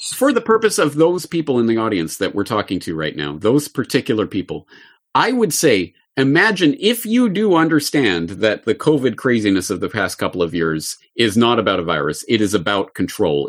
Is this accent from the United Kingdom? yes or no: no; Canada; me growing up in Canada in the public school system